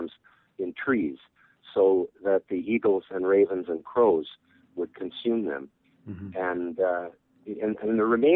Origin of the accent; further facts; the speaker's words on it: Winter Harbour, British Columbia, Canada; Not many people my age grew up on a small floating village on a windswept inlet on the northwest tip of Vancouver Island with no road to it